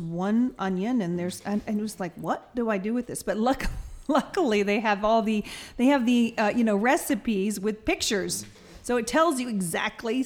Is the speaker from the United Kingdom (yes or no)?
no; the South, United States; moved away; I'm from the South